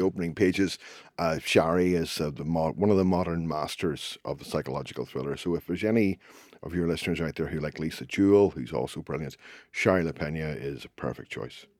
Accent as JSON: {"language": "English", "town": "Belfast", "region": "Northern Ireland", "country": "United Kingdom", "tie": "born or raised there", "said": "I grew up in Belfast during the Troubles"}